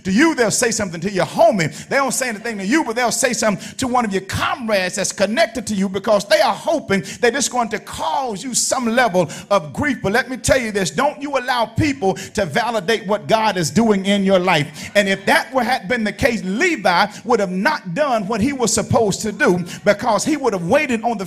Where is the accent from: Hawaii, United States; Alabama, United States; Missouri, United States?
Alabama, United States; I'm from Alabama. That's my home, Alabama.